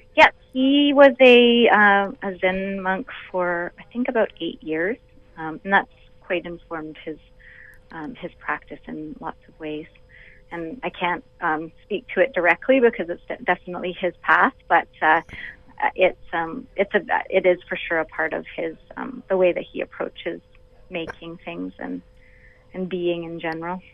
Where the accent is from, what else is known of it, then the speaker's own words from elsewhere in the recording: Vancouver Island, British Columbia, Canada; now in Toronto, Canada; I'm a BC girl, though. I grew up on Vancouver Island, so Toronto is my home away from home.